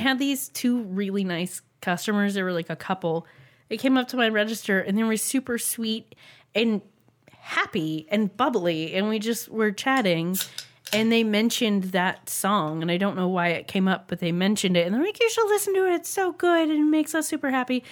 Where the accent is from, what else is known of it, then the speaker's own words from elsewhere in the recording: United States; we are Americans